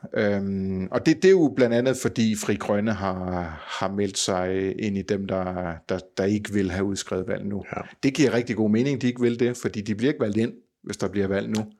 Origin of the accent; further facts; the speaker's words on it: Funen, Southern Denmark, Denmark; Fynboer som mig